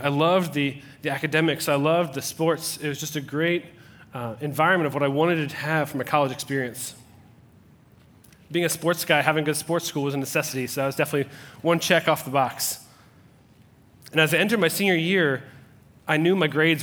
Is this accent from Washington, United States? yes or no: no; Cincinnati, Ohio, United States; I was born in Cincinnati, Ohio